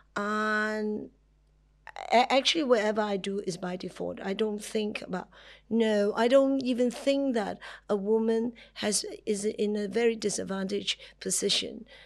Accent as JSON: {"language": "English", "country": "Hong Kong", "said": "I'm from Hong Kong"}